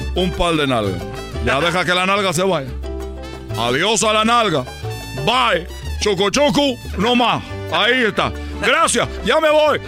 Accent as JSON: {"language": "Spanish", "country": "Cuba", "moved": "yes", "lives_now": "Mexico", "said": "cuando llegué yo de, la isla, de Cuba"}